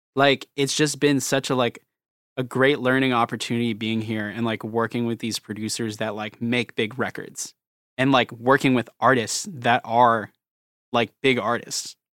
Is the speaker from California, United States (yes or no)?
no; Virginia, United States; accent: country; I'm, like, from, like, Virginia right by D C, like, military everywhere